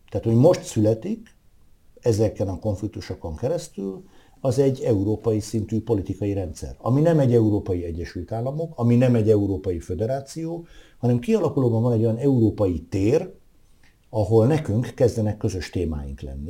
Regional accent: Veszprém, Veszprém County, Hungary; a szülővárosom

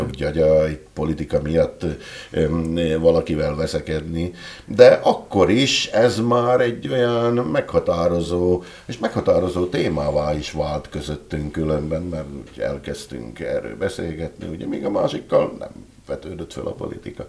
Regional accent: Dolné Saliby, Trnava Region, Slovakia; moved away as an adult; also born or lived in Rimavská Sobota, Slovakia; now in Tokaj, Hungary; én ugye falun nőttem föl, alsószeli származású vagyok eredetileg

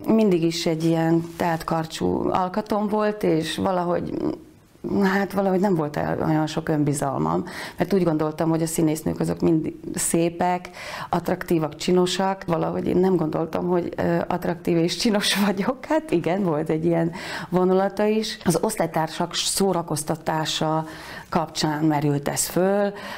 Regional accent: Tornaľa, Banská Bystrica Region, Slovakia; accent: Palóc; moved away as an adult; also born or lived in Košice / Bratislava; now in Budapest, Hungary; Tornajára jártam alapiskolába, én egy mezőgazdász családból származom

